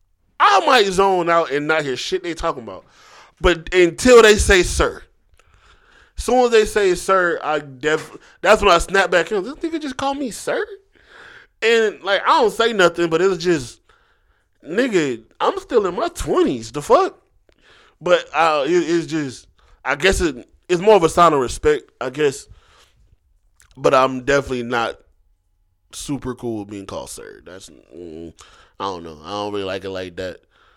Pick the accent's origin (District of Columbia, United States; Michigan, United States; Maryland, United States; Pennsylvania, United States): Pennsylvania, United States; Philadelphia; also born or lived in Southern United States; I'm from Philly, but I was raised going back and forth. And you know, I went to school down here, so, you know, I got some Southern in me.